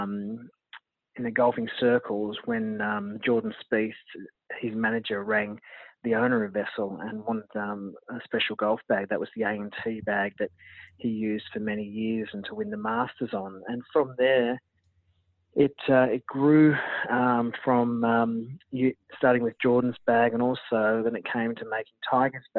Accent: Gold Coast, Queensland, Australia; I'm from the Gold Coast

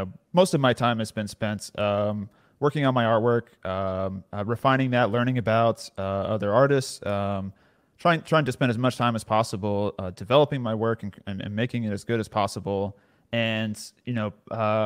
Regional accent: near Austin, Central Texas, United States; I grew up in Central Texas, so close to Austin, basically suburbs around Austin. I've pretty much lived here my entire life.

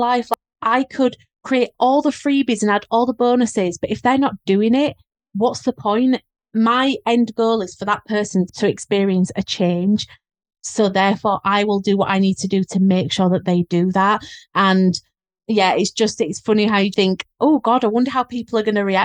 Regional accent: Leeds, Yorkshire and the Humber, United Kingdom; accent: Leeds; how strong my Leeds accent was

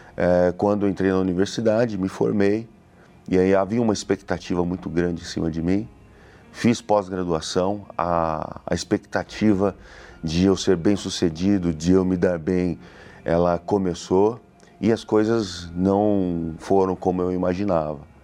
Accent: Suzano, São Paulo, Brazil; sou da cidade de Suzano

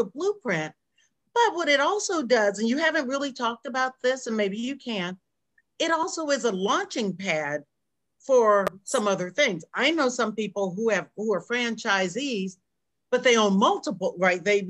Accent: Berkeley, California, United States; we grew up in Berkeley, California

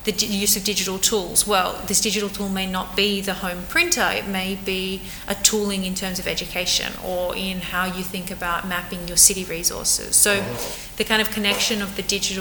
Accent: Australia; now in Barcelona, Spain; I'm Australian

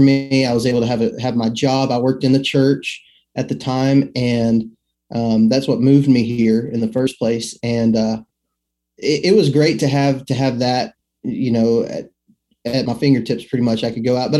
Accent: Midland, Texas, United States; moved away as an adult; now in Alabama, United States; I'm actually originally from West Texas, Midland, Odessa, Permian Basin area. That's where I was born and raised at, and moved over here to Alabama when I was, I guess I was about 18 when I moved here

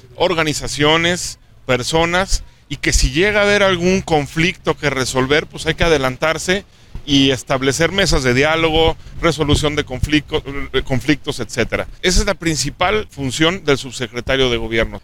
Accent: Aguascalientes, Mexico; nací en Aguascalientes, soy de aquí, quiero mucho a mi estado y a mi ciudad.

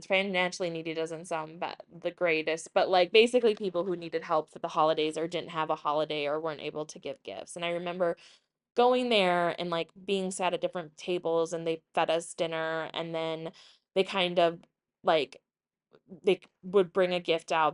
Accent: Woodbury, United States; growing up in Woodbury, a richer suburb

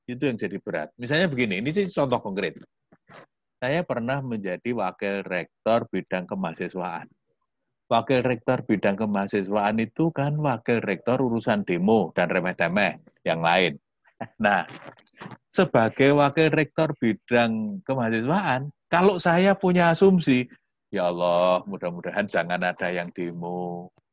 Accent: Yogyakarta, Special Region of Yogyakarta, Indonesia; apalagi saya orang Jogja orang Jawa gitu ya

